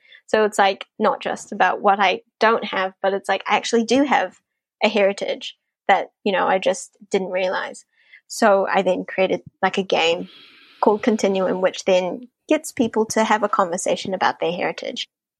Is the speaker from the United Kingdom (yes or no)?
no; New Zealand; As I said, I was growing up, I was, like, feeling a bit, like, not Asian enough, but at the same time, I'm not Kiwi enough to be Kiwi.